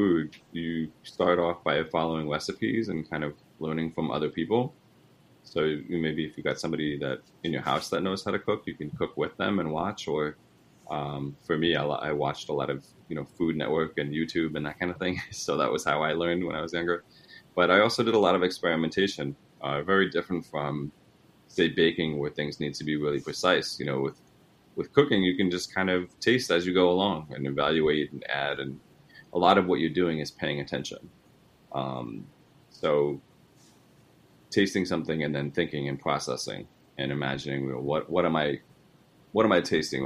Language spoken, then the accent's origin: English; New York, United States; I'm from New York, and my parents are Italian